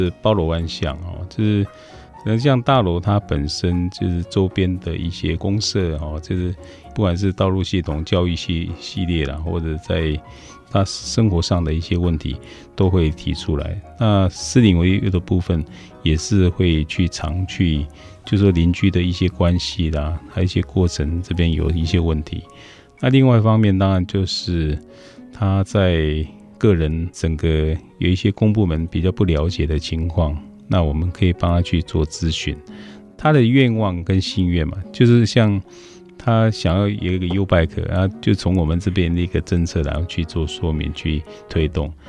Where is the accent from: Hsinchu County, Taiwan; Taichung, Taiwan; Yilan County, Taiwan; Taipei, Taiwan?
Hsinchu County, Taiwan; Guanxi; now in Zhubei, Taiwan; 关西长大，其实我是在出生在一个公务员的家庭，他妈妈本身是很朴实的管家。那我们有七个兄弟姐妹。比较山区这个乡镇，没有很多的资源。